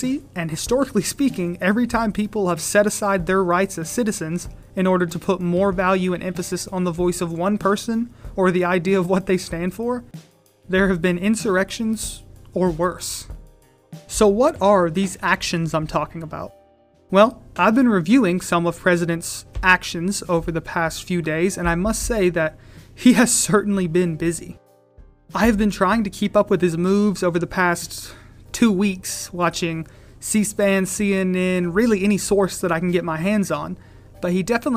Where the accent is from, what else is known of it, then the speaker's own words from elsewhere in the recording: United States; we, as the American people